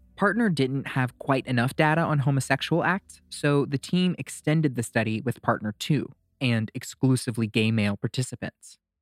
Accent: Louisiana, United States; my home state of Louisiana

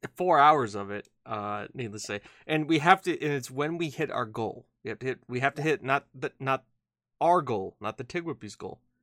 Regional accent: United States; we're American

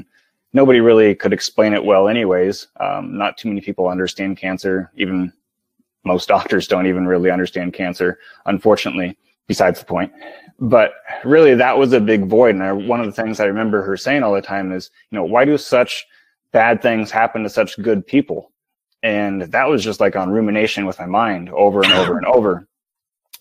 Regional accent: Midwest, United States; I'm from the Midwest

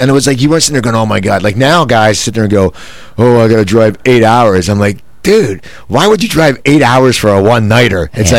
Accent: Cherry Hill, New Jersey, United States; moved away; I grew up in Cherry Hill, New Jersey, which is 10 minutes

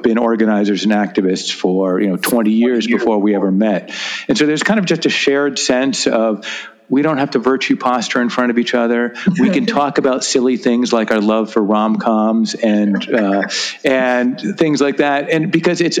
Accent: New England, United States; I grew up in New England, white, you know, religious

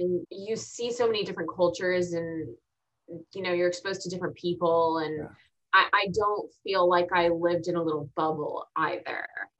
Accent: Texas, United States; also born or lived in Augusta, Georgia / Arizona / Virginia / Kansas; So then I was born in Augusta, Georgia. Then we moved to Arizona, Virginia, Kansas. And then Texas. Yeah. And then Texas. But I've been in Texas since I was 8

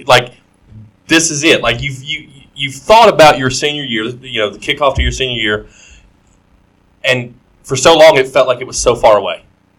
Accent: Marion County, Kentucky, United States; moved away; I am originally from Marion County, so the 5th region.

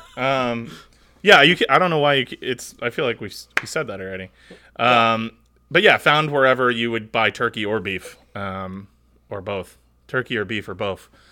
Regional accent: United States; I am an American

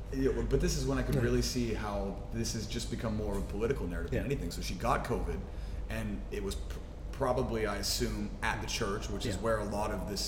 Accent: West Virginia, United States; moved away; I'm from West Virginia, right? So it's the Bible Belt.

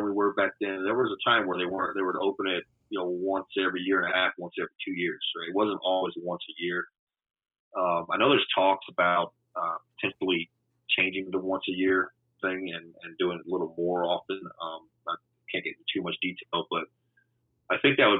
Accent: Louisiana, United States; moved away as an adult; also born or lived in Houston; I have all my family there

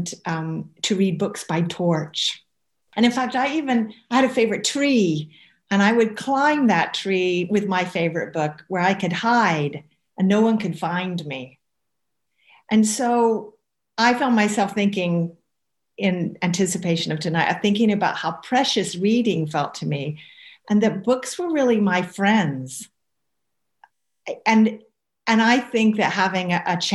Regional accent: the southern states of America, United States; accent: southern; moved away as an adult; now in Scotland, United Kingdom; I spent quite a lot of my childhood in the southern states of America, and that will be obvious from my accent

